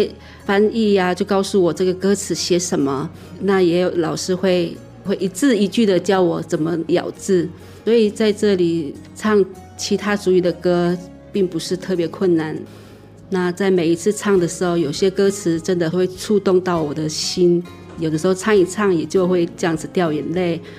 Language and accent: Chinese; Haiduan, Taitung County, Taiwan; moved away as an adult; now in Hsinchu, Taiwan; 那我是来自台东县海端乡的布农族， … 我是从台东嫁过来新竹这里